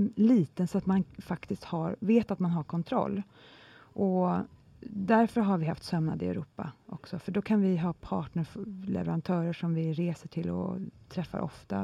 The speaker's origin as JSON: {"language": "Swedish", "country": "Sweden"}